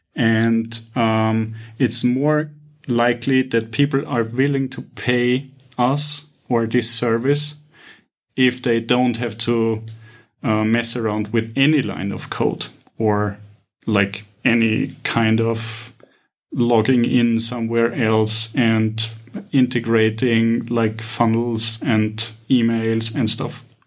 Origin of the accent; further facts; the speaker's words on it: Vienna, Austria; now in Cyprus; I'm initially from Vienna